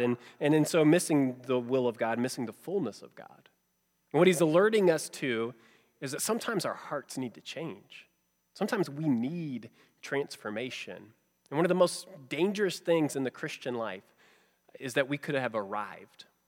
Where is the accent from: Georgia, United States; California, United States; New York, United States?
Georgia, United States; growing up in Georgia where I did